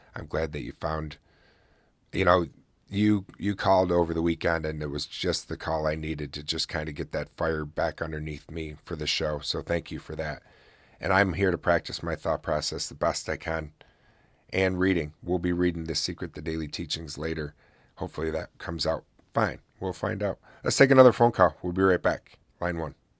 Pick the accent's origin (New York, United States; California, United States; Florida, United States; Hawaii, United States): New York, United States; Oswego; my hometown here in Oswego, New York